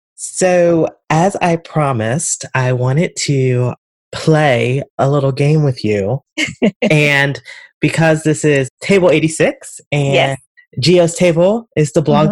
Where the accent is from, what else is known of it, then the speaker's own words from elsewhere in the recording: Pennsylvania, United States; now in Philadelphia, United States; I grew up in Pennsylvania, just above Baltimore, and in Pennsylvania, there is a large population, and some of my family come from the Pennsylvania Dutch, which are actually German.